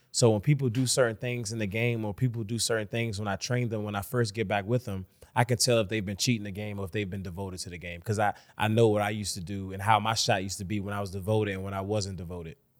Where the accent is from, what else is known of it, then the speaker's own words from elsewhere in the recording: Washington, District of Columbia, United States; I'm from Washington, D C, born and raised